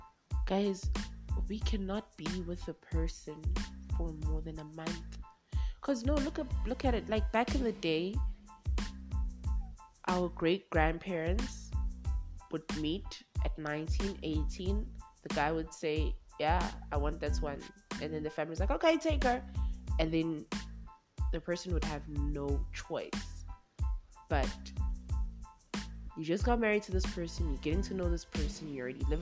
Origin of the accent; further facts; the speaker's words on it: Durban, KwaZulu-Natal, South Africa; moved away as an adult; now in Johannesburg, South Africa; I'm from Durban. I'm from warmer pastures. I'm from the coast. So this is my first winter that I've experienced here in Johannesburg